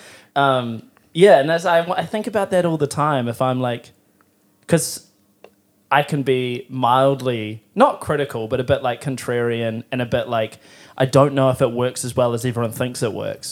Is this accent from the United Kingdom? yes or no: no; Timaru, Canterbury, New Zealand; now in Auckland, New Zealand; I'm from Timaru